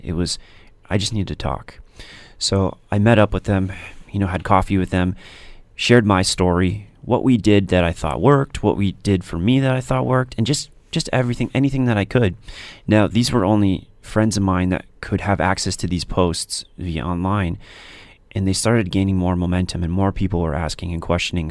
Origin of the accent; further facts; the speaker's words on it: Stoney Creek, Ontario, Canada; I grew up in Stony Creek